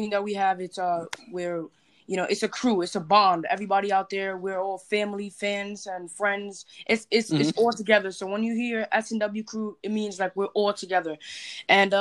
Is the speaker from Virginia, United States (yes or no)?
no; New York City, New York, United States; I'm from the Bronx, New York